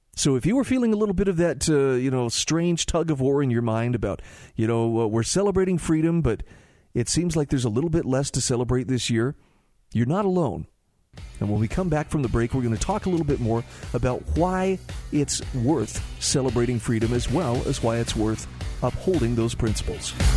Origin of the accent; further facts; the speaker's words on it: Utah, United States; my home state of Utah